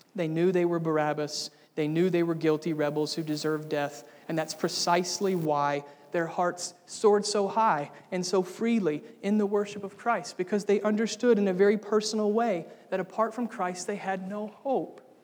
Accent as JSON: {"language": "English", "country": "United States", "tie": "born or raised there", "said": "I was born in America"}